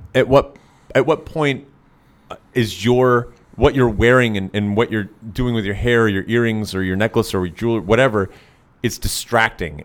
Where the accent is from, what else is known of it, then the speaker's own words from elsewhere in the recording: Tennessee, United States; I grew up in Tennessee.